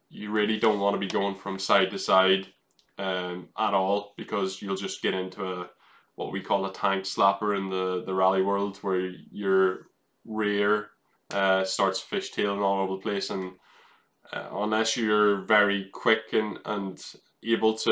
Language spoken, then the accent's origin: English; Ireland; that's what I grew up in in in Ireland, where you have bumpy tarmac.